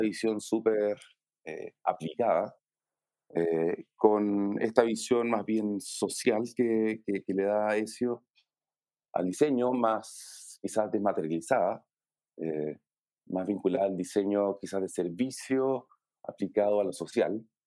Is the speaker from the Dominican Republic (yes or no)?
no; Chile; soy diseñador chileno